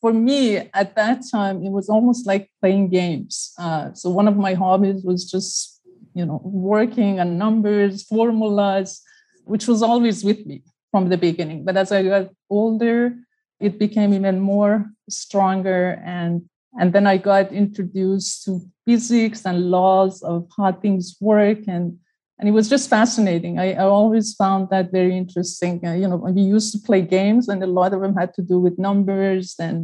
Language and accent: English; Iran; now in United States; I was born and raised in Iran.